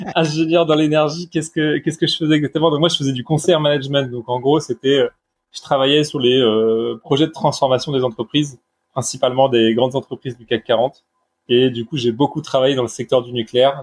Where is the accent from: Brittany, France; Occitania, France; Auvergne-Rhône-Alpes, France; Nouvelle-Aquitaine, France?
Brittany, France; now in Bordeaux, France; je suis breton d'origine